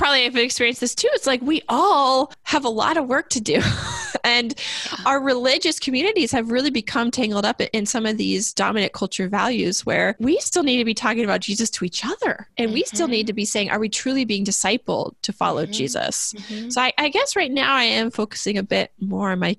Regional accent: United States; as an American

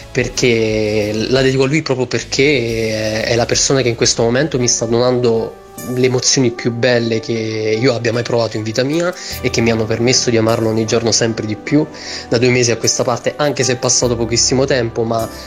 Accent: Benevento, Campania, Italy; vengo da Benevento

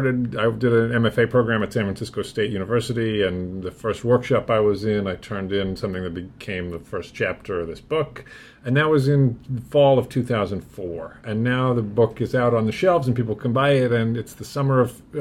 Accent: London, United Kingdom; moved away as an adult; now in United States; I was born in London, England, which is in Britain.

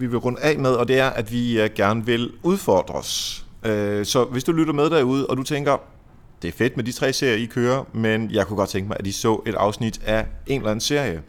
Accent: Denmark

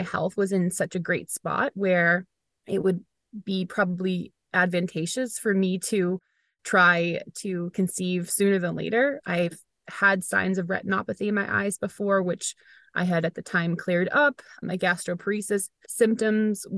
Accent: Weymouth, Massachusetts, United States; I was here in my hometown of Weymouth, where I still live.

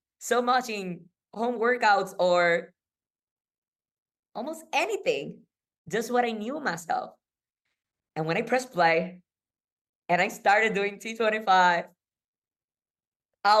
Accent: Puerto Rico; I am from Puerto Rico

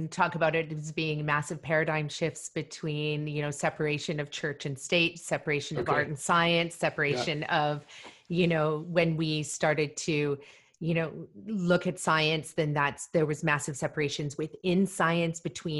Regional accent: Malawi; I was born in Malawi

